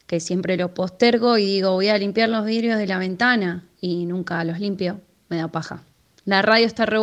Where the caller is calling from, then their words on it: Lanús, Buenos Aires Province, Argentina; Hola, tiro al aire.